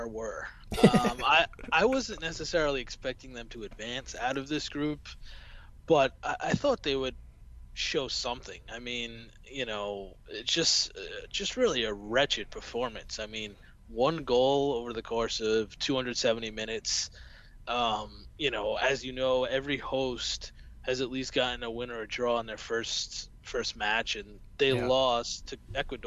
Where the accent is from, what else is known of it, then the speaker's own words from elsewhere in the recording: United States; accent: American; as you can tell by my accent, I'm an American